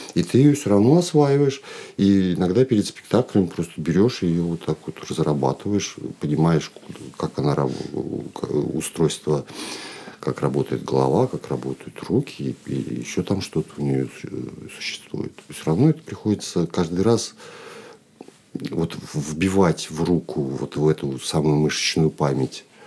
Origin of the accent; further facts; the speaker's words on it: Chkalovsk, Nizhny Novgorod Oblast, Russia; moved away as an adult; now in Moscow, Russia; я родом из Нижегородской области, город Чкалск